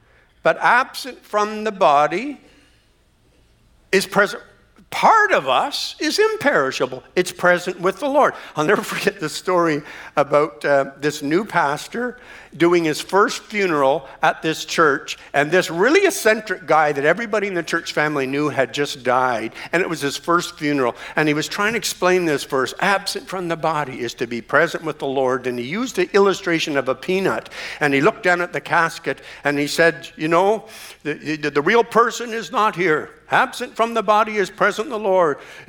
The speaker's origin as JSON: {"language": "English", "country": "Canada", "tie": "born there", "said": "even though I was born in Canada, I've changed the cities that I called home 8 times since I've been born."}